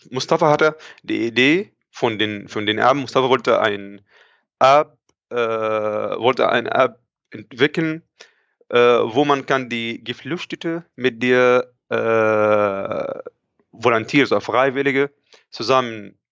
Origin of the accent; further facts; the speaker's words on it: Egypt; moved away as an adult; now in Germany; Okay, also ich bin da, ich komme eigentlich aus Ägypten ursprünglich. Ich bin hier in Deutschland seit schon etwa ja, fünf Jahren.